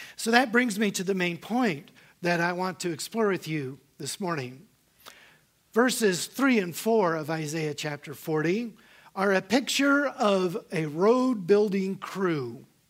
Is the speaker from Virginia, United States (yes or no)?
yes; Northern Virginia, United States; I was born and raised here in Northern Virginia